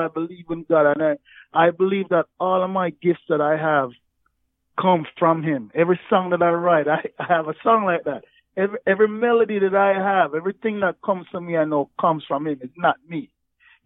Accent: Jamaica; moved away; growing up in Jamaica, like racism, there's violence there. I grew up in the country, so I wasn't even in Kingston

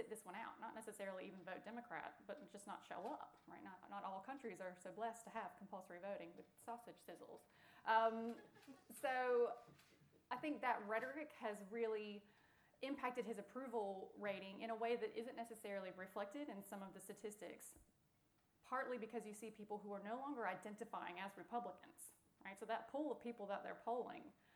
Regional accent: United States; I'm an American.

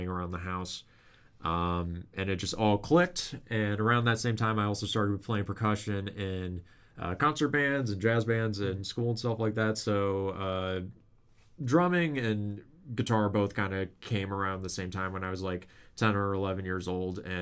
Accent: Lakeville, Minnesota, United States; moved away as an adult; also born or lived in Mankato; now in Winona, United States; we're all from Lakeville

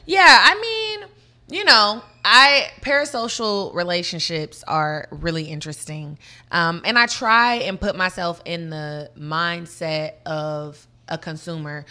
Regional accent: Murfreesboro, Tennessee, United States; also born or lived in Detroit, Michigan; I'm originally from Detroit, Michigan, okay. but was raised in Murfreesboro, Tennessee, which is like 30 minutes from Nashville

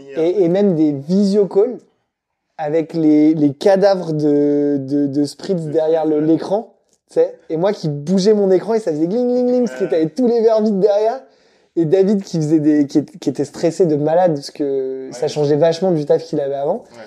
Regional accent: Madagascar; je viens de Madagascar

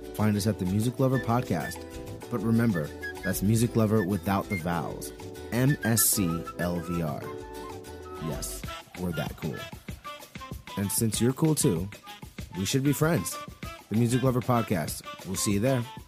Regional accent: New York, United States; I'm a New Yorker

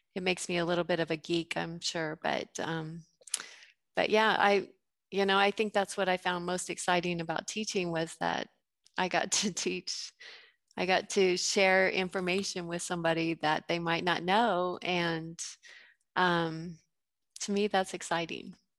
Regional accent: Gunnison, Colorado, United States; moved away as an adult; also born or lived in Waco, Texas; I grew up in Gunnison, Colorado

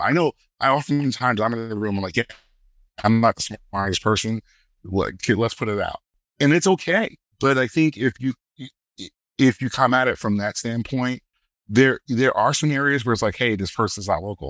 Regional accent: Brooklyn, New York, United States; growing up in Brooklyn

